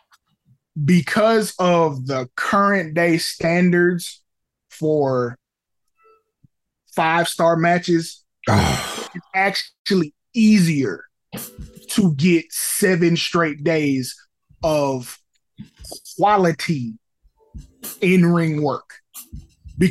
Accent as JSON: {"language": "English", "region": "the South", "country": "United States", "said": "we are from the South"}